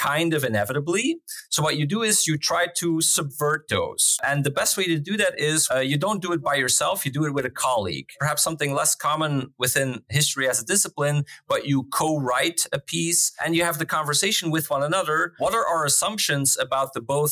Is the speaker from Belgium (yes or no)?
yes; Flanders, Belgium; moved away as an adult; now in Netherlands; I'm from Belgium. I grew up there. I had my education there